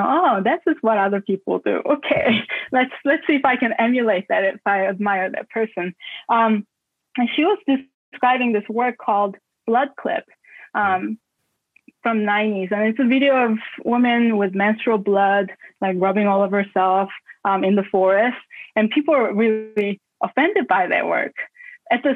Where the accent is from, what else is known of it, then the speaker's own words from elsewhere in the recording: South Korea; now in Baltimore, United States; when I was growing up in Korea